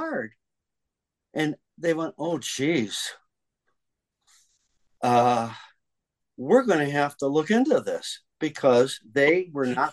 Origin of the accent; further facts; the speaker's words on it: Detroit, Michigan, United States; moved away as an adult; now in New York, United States; I grew up in Detroit, but I moved to New York in 1975.